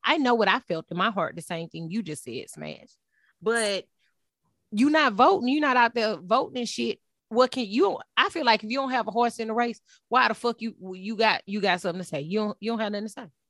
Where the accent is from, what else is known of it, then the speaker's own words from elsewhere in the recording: Texas, United States; I was raised in Texas